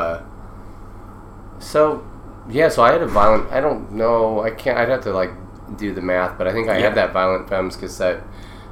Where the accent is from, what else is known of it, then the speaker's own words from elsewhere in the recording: Omaha, Nebraska, United States; growing up in Omaha, Nebraska